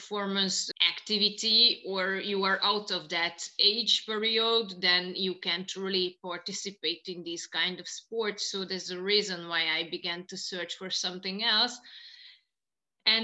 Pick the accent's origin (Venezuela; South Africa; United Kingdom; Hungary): Hungary; Tiszaújváros, Borsod-Abaúj-Zemplén; also born or lived in Japan; I'm from Hungary originally.